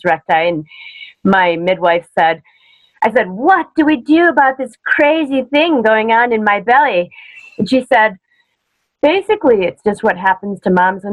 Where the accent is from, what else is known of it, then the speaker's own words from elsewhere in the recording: Michigan, United States; moved away as an adult; now in Colorado Springs, United States; I'm from Michigan